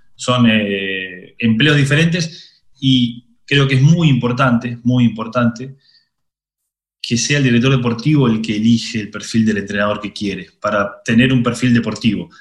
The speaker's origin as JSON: {"language": "Spanish", "country": "Argentina", "tie": "born or raised there", "also_born_or_lived": "Italy", "moved": "as an adult", "said": "yo crecí eh, futbolísticamente en Argentina, pero mentalmente maduré en Italia hice 15 años de Italia."}